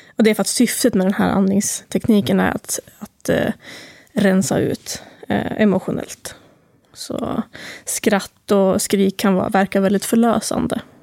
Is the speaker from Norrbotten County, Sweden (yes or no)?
no; Timrå, Västernorrland County, Sweden; moved away as an adult; jag kommer från Timrå egentligen